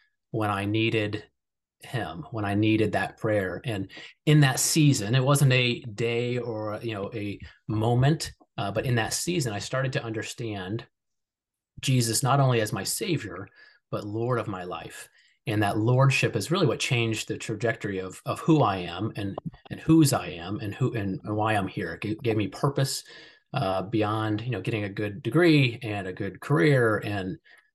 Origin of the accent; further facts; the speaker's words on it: Columbus, Ohio, United States; I grew up in Columbus, Ohio